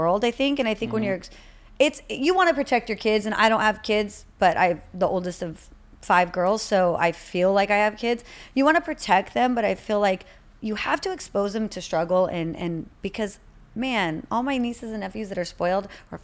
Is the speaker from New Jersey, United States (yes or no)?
no; Rancho Cucamonga, California, United States; I grew up in Rancho Cucamonga, Alta Loma. But I say the Inland Empire